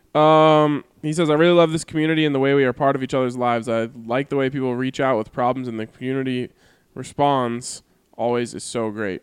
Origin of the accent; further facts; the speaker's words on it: United States; as an American